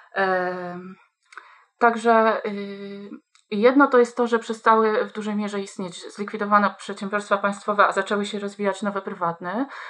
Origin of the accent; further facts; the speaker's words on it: Kuyavian-Pomeranian Voivodeship, Poland; jestem dziewczyną wychowaną w małym mieście, niespełna trzydziestotysięcznym, mm, w województwie kujawsko-pomorskim